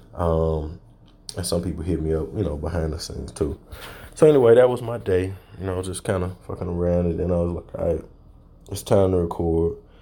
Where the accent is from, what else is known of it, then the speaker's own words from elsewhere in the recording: Little Rock, Arkansas, United States; also born or lived in Louisiana; my hometown of Little Rock, Arkansas